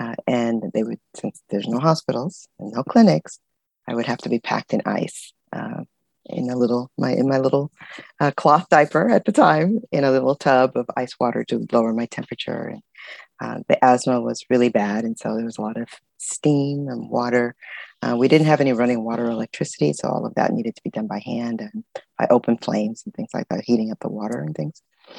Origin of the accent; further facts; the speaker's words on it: Culebra, Puerto Rico; also born or lived in Carson, California, United States; So I was born there, and then I grew up in Culebra and in Southern California in Carson.